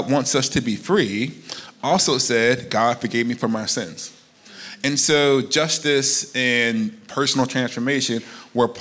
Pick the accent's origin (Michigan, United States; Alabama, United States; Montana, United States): Alabama, United States; moved away; I'm from Alabama. And I grew up in the shadow of the civil rights movement.